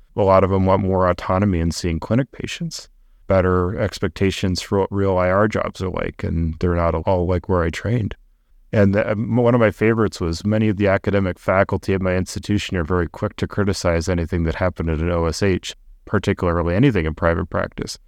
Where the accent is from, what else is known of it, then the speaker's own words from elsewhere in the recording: Boulder, Colorado, United States; I grew up in Boulder, Colorado, thinking that everybody was rich and white